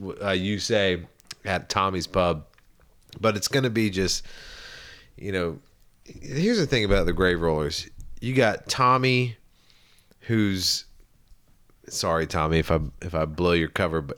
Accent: Charleston, South Carolina, United States; when I was growing up in Charleston

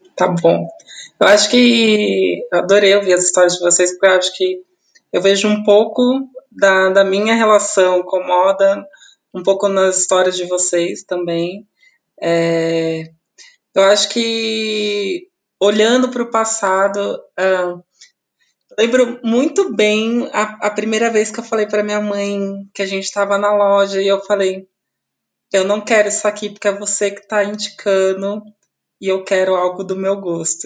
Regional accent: Osasco, São Paulo, Brazil; eu sou de Osasco, né? Eu nasci em Osasco

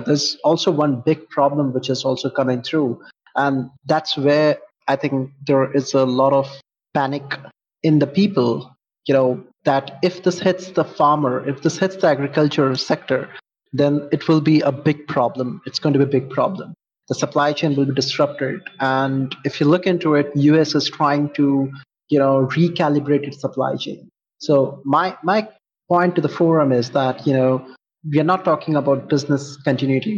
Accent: India; I'm from India

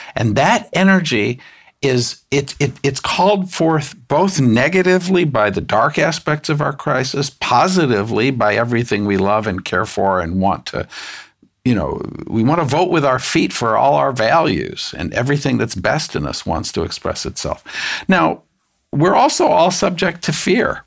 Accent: United States; I'm an American

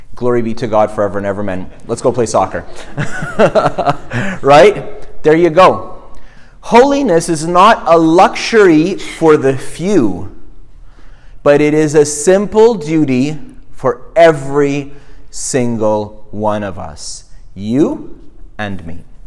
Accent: Montreal, Quebec, Canada; moved away; I grew up in Montreal

